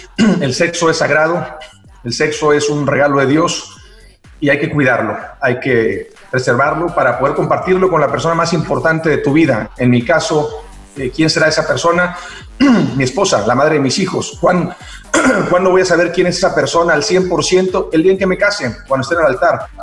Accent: Xicoténcatl, Tamaulipas, Mexico; also born or lived in Ciudad Mante, Tamaulipas / New York / Mexico City / Miami; now in Los Angeles, United States; Yo nací en Ciudad Mante, Tamaulipas, y crecí en Jicotencal, Tamaulipas.

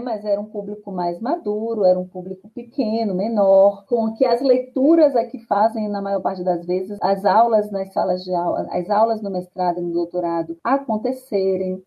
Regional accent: Salvador, Bahia, Brazil; eu sou né, de Salvador

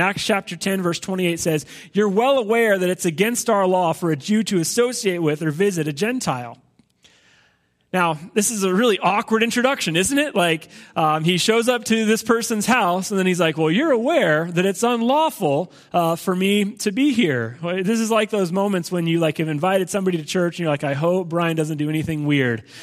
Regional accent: Los Angeles, California, United States; I grew up in Los Angeles

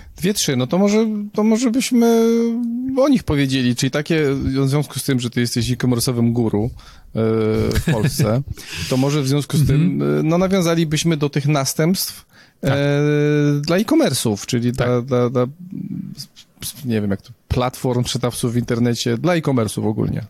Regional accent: Nowy Sącz, Lesser Poland, Poland; moved away; Jestem oryginalnie z Nowego Sącza

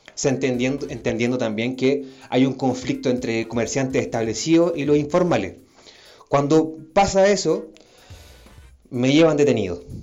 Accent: Santiago, Santiago Metropolitan Region, Chile; also born or lived in Temuco; Vengo de un barrio emergente, una comuna bien chica llamada Cerrillos. Está en el sector poniente de Santiago.

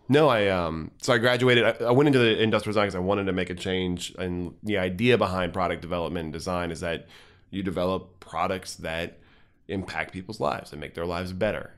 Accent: Cincinnati, Ohio, United States; grew up in Clifton

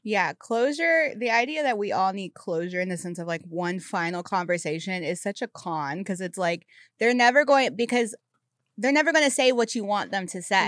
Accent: the South, United States; now in Los Angeles, United States; as a Southerner

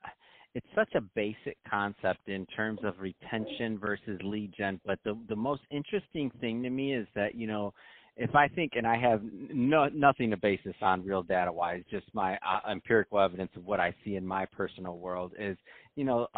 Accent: Midwest, United States; I'm from the Midwest

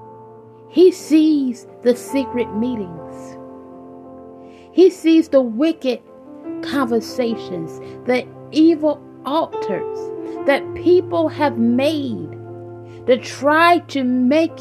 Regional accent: Virginia, United States; moved away; When I opened my Bible back in Virginia, and I began to know the Lord, and I was getting mistreated in my home

